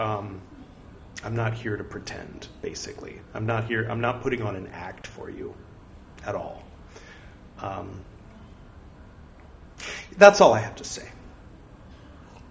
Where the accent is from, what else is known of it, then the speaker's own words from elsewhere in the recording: California, United States; moved away as an adult; now in India; I'm from California